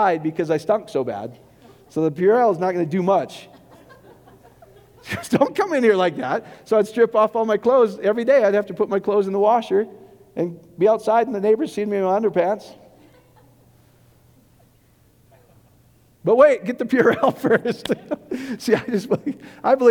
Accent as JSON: {"language": "English", "region": "Iowa", "country": "United States", "tie": "born or raised there", "said": "I grew up in Iowa, and I worked on the cattle confinement with my best buds"}